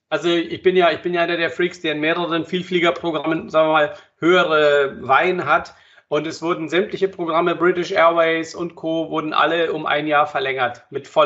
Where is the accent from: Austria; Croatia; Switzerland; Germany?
Croatia; Und ja, gut, ich bin ja Kroate, ich habe ein Haus da am Meer.